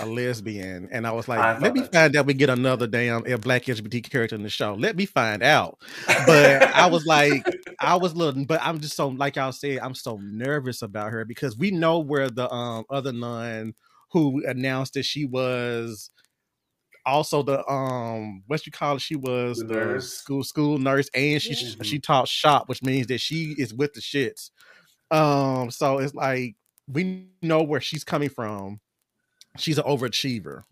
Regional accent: the South, Tennessee, United States; I'm from the South.

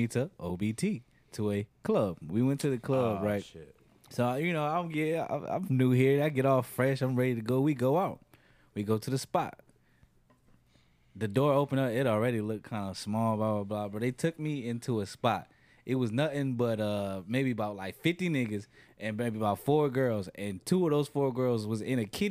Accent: New York, United States; We're from New York.

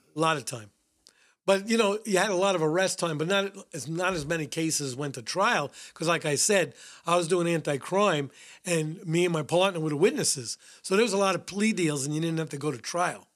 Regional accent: New York City, New York, United States; I grew up in the Bronx. I was raised in the Bronx. Went to school in the Bronx

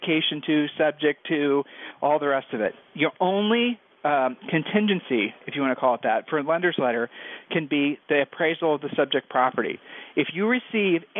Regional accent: Ohio, United States; We're from Ohio

